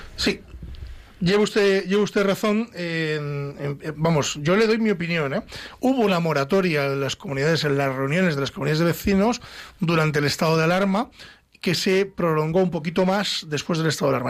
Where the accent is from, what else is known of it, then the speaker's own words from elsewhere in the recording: Ávila, Castile and León, Spain; nos vamos a mi tierra, nos vamos hasta Ávila